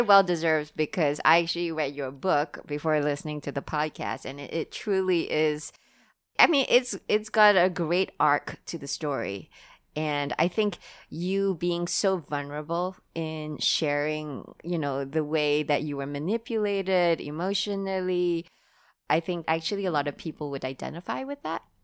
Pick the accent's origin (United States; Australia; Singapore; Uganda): Singapore; now in Hong Kong; I'm from Singapore.